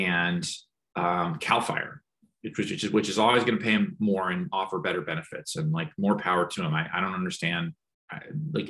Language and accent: English; California, United States; as a Californian